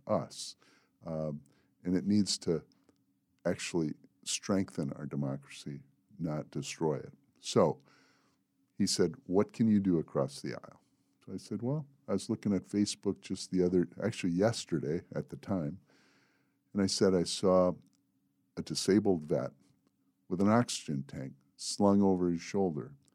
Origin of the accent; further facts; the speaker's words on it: Manistee, Michigan, United States; moved away as an adult; also born or lived in Mississippi; now in Southern Tier, New York, United States; I was born in Manistee, Michigan, in a small town, and, uh, I lived there until a week before I turned eighteen